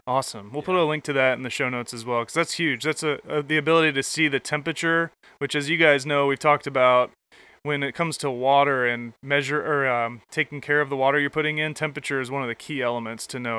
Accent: Michigan, United States; now in Atlanta, United States; I grew up in Michigan

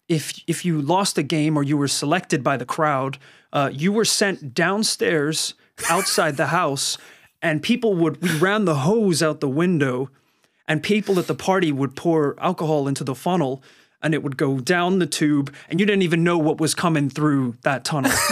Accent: Northern Ireland, United Kingdom; I had a lot of fantastic party experiences uh, growing up in Northern Ireland.

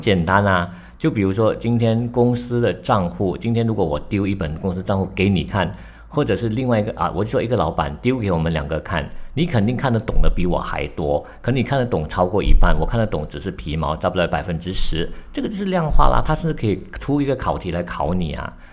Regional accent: Malaysia; 作为马来西亚人呢

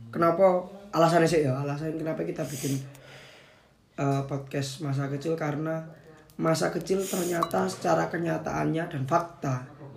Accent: Kepanjen, East Java, Indonesia; also born or lived in Kediri; Aslinya aku lahir di keluarga mamaku di Kediri. Ku. Oh. Kediri terus aku hidup di Kepanjen. Kepanjen itu sebuah kawasan ya, kawasan di Malang Selatan yang sering disebut dengan ibu kota Malang Selatan Kepanjen.

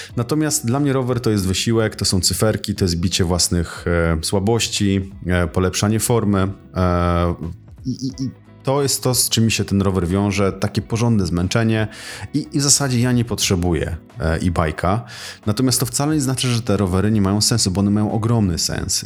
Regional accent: Tricity, Pomeranian Voivodeship, Poland; u nas w Trójmieście

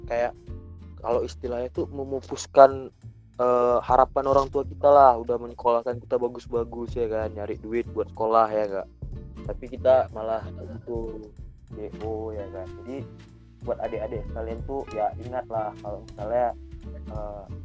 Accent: North Sumatra, Indonesia; iya aku orang Karo nandem itu kalau kata orang Karo itu mamamu katanya

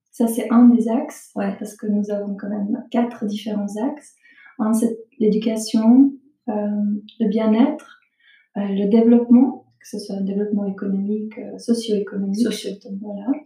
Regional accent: Bosnia & Herzegovina; now in Switzerland; je suis originaire de Bosnie-Herzégovine. Je suis arrivée en Suisse en tant que réfugiée pendant

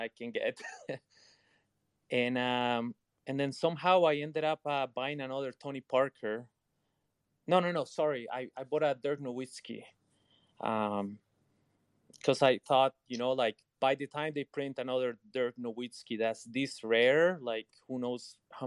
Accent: Canada; So I'm Colombian and Canadian, and I grew up in Canada.

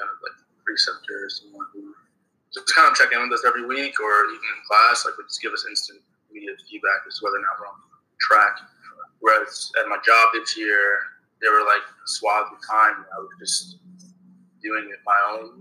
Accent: New York, United States; I'm from New York originally

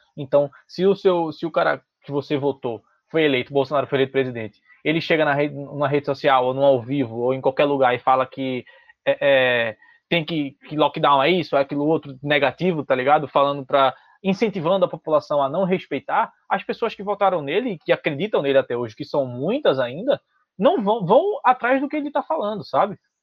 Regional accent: Brazil; also born or lived in Recife; a gente como brasileiro

